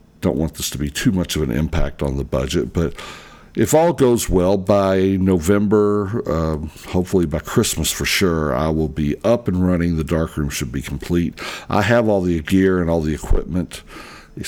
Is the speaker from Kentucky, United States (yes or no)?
yes; Louisville, Kentucky, United States; here in Louisville, Kentucky, in my hometown